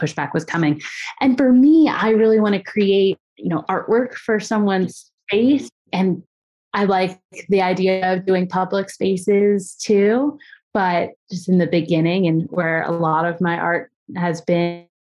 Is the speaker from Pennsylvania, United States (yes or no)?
yes; Philadelphia, Pennsylvania, United States; I grew up in the, the suburbs of Philadelphia